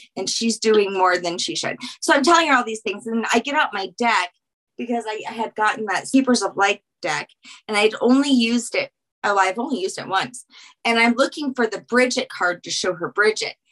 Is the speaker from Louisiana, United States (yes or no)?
yes; Louisiana, United States; I'm from Louisiana